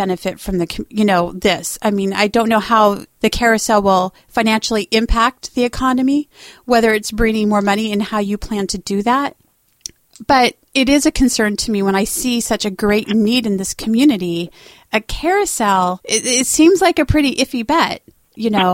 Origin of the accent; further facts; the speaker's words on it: Albany, Oregon, United States; moved away as an adult; as much as I hated this godforsaken armpit growing up, coming back as an adult